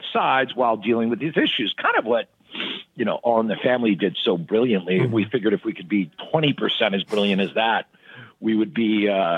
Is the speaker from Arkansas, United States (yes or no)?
no; Philadelphia, Pennsylvania, United States; now in California, United States; I'm actually from Philadelphia.